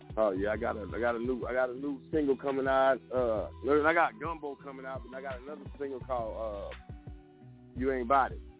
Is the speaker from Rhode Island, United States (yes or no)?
no; Texas, United States; I'm coming from Texas, so I blend